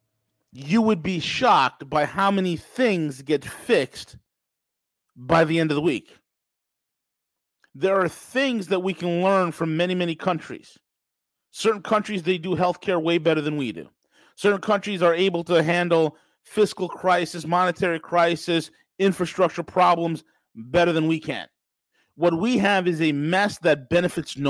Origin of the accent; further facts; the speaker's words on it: New York, United States; a lawyer from New York, my home state